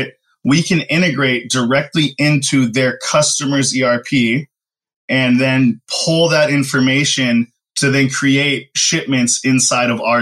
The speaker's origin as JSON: {"language": "English", "region": "Southern California", "country": "United States", "tie": "born or raised there", "said": "born and raised out in Southern California, spent a lot of time in both the Los Angeles and Orange County areas."}